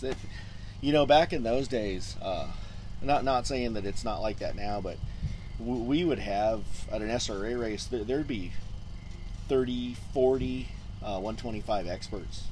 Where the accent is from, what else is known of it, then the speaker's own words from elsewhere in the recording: Orange County, California, United States; born and raised in Orange County, California